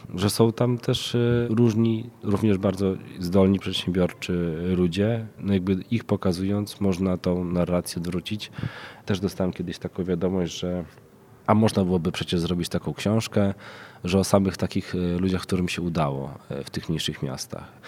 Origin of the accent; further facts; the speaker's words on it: Krasnystaw, Lublin Voivodeship, Poland; now in Warsaw, Poland; mieszkam w Warszawie, pochodzę z Krasnego Stawu, jednego z miast zapaści